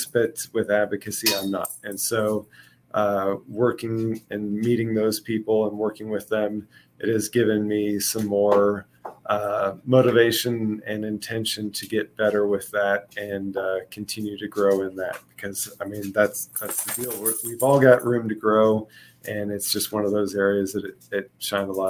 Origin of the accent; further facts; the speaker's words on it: Kansas City, United States; moved away; I'm from Kansas City originally